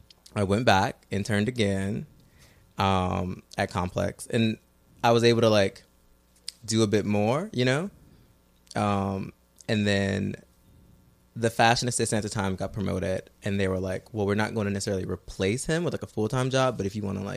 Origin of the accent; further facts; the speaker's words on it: Midwest, United States; I'm from the Midwest.